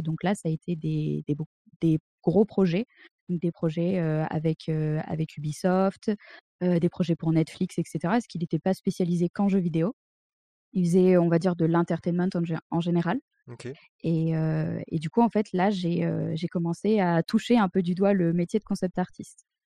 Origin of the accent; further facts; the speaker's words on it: Drôme, near Montélimar, Auvergne-Rhône-Alpes, France; moved away as an adult; now in Berlin, Germany; je viens de la Drôme profonde, un petit patelin à côté de Montélimar.